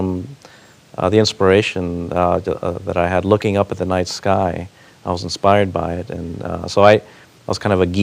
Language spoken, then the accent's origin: English; Miami, Florida, United States; also born or lived in Cuba; We came as Cuban refugees in 1967, arrived in Miami, basically their clothes on our back, and started over. And so I grew up in Miami